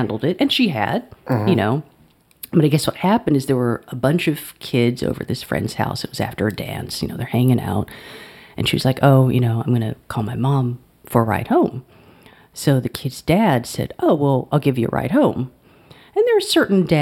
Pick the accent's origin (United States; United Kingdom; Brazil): United States; Alabama; moved away as an adult; also born or lived in Cambridge, Massachusetts; growing up in the South where people, like, if you're walking down the street, you make eye contact with people and you say hello.